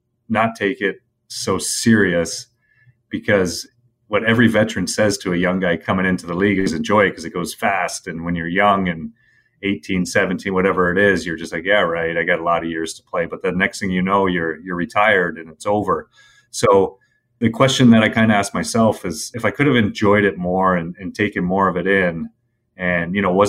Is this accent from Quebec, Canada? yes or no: no; Toronto, Ontario, Canada; And for me, growing up in Toronto around Original Six, where hockey is number one